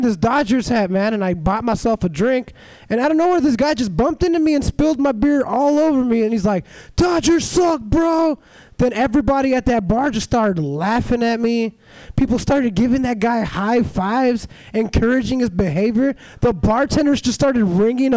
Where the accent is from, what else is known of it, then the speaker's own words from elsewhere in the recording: Los Angeles, California, United States; moved away as an adult; now in San Francisco, United States; I'm from Los Angeles